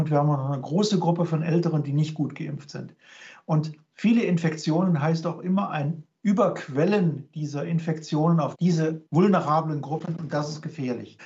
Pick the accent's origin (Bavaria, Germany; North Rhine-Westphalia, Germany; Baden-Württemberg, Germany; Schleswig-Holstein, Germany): North Rhine-Westphalia, Germany; Cologne; now in Regensburg, Germany; als Kölner